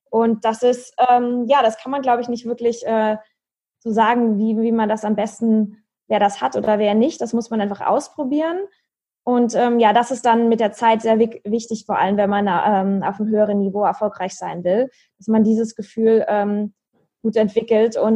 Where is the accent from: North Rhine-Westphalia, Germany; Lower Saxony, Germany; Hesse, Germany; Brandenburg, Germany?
Hesse, Germany; Marburg; ich bin in meiner Heimatstadt in Marburg.